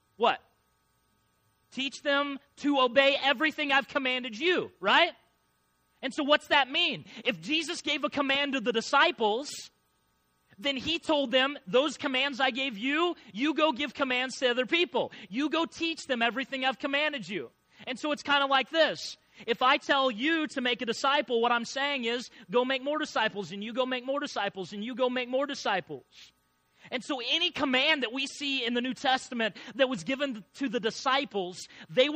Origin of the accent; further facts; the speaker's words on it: Illinois, United States; I grew up in Illinois, and my grandpa was a farmer